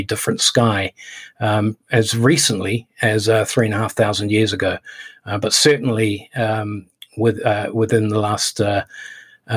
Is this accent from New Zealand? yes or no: yes; New Zealand; moved away; also born or lived in United Kingdom / Hong Kong; I am a British citizen. I was brought up in New Zealand and spent a lot of time in Hong Kong as an adult